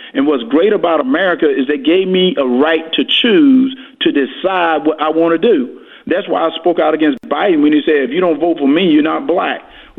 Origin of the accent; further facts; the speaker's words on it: Georgia, United States; I grew up in Georgia when things was getting better.